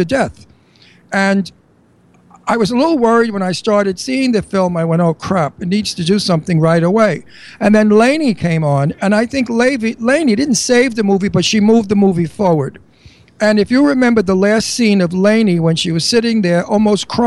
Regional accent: New York City, New York, United States; I come from Astoria

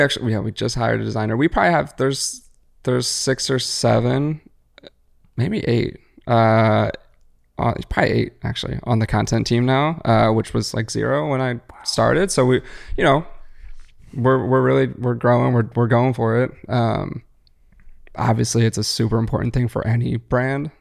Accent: Philadelphia, Pennsylvania, United States; growing up in Philly

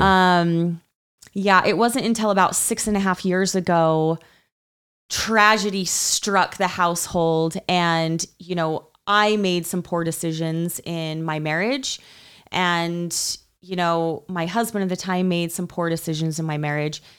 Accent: Utah, United States; growing up in Utah, in the culture of Utah

